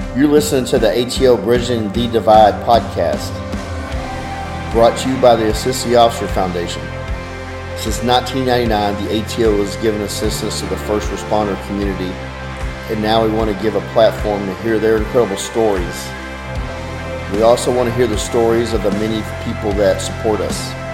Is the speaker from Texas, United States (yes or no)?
yes; Dallas, Texas, United States; I grew up in Dallas